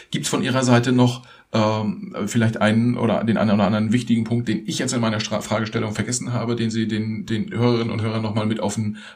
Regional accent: Germany; Das ist für uns als Deutsche irgendwie schon auch so ein bisschen überraschend

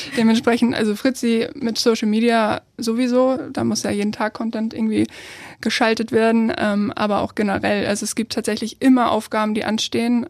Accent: Kiel, Schleswig-Holstein, Germany; Ich komme aus Kiel, ich bin hier geboren, aufgewachsen, alles Mögliche

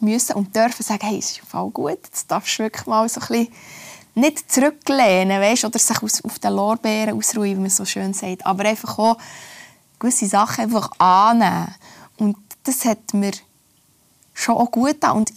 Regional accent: Oberlangenegg, Bern, Switzerland; Und andererseits ist es sicher auch mein Umfeld, wo ich aufgewachsen bin, meine Eltern, meine Großeltern oder Ort. Oberlangenegg ist es ein, ein kleines Dörfli, wo jeder jeden kennt

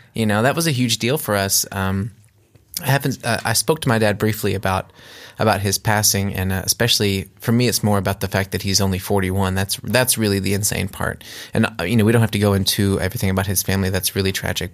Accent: United States; moved away as an adult; now in Germany; I grew up in America

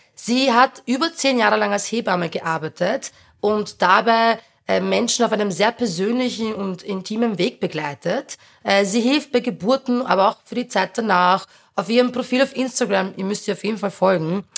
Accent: Berndorf, Lower Austria, Austria; der ich aufgewachsen bin, in Niederösterreich

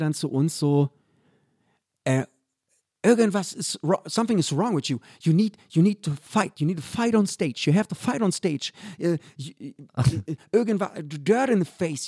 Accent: Berlin, Germany; der Club bei uns in Köpenick

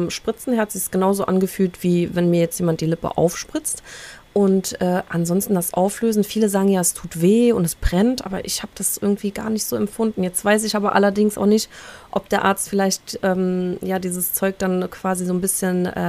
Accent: Poland; born there; Ich bin ja gebürtig auch aus Polen

